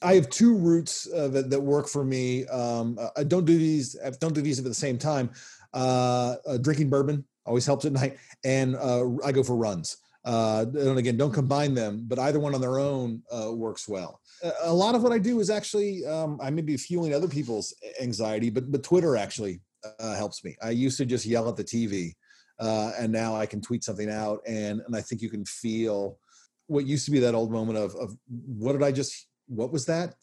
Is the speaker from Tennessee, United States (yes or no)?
yes; Nashville, Tennessee, United States; also born or lived in Kansas City, Missouri / North Carolina; lived there from when I was seven. So yeah, um, uh, by all effects, a, a Southerner